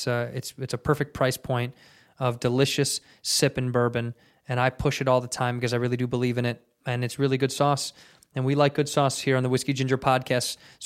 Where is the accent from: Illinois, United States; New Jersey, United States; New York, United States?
Illinois, United States; Chicago; I'm from Chicago.